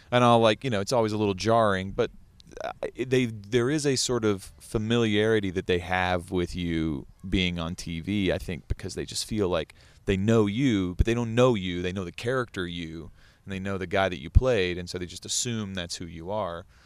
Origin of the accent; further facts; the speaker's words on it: Kentucky, United States; moved away as an adult; growing up in Kentucky